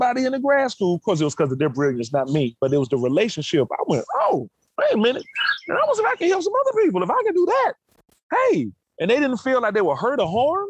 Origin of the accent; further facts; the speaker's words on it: Birmingham, Alabama, United States; moved away; growing up in Birmingham, Alabama